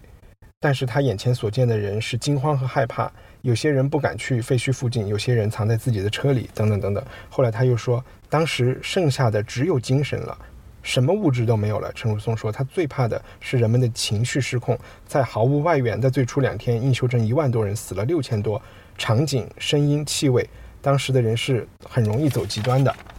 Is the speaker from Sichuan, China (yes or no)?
yes; Chengdu, Sichuan, China; moved away as an adult; also born or lived in United Kingdom; 作为一个成都人和四川人